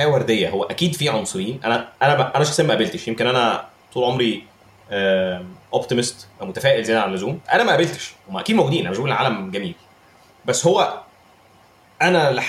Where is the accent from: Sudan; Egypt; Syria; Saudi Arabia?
Egypt; ساعات بحس ان احنا في مصر تو هارش على جوده الانجليزي اللي عندنا في مصر